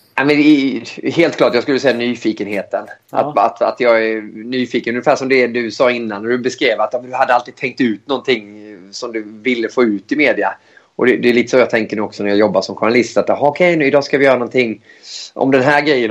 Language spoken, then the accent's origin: Swedish; Växjö, Småland, Sweden; moved away as an adult; also born or lived in Switzerland / Gothenburg; jag kom från, från Småland också